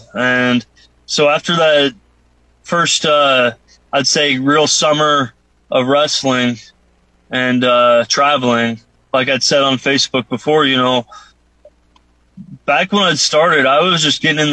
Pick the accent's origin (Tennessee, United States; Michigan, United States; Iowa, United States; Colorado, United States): Iowa, United States; moved away as an adult; also born or lived in Omaha, Nebraska / Japan; I grew up in Iowa.